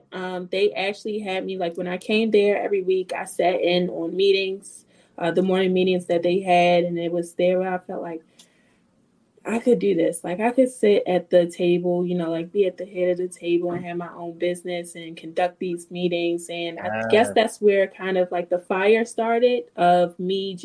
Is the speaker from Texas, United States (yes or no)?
no; Baltimore, Maryland, United States; also born or lived in West Virginia; I'm from Baltimore, Maryland. Born and raised